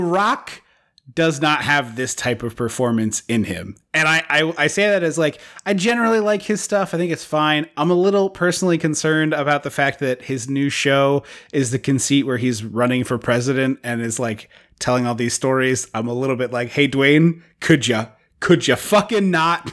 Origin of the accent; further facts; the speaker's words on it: United States; as an American who is, who has been on this, on this country for quite some time